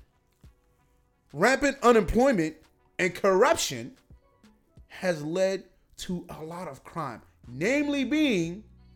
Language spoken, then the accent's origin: English; Imo, Nigeria; We're both from Nigeria.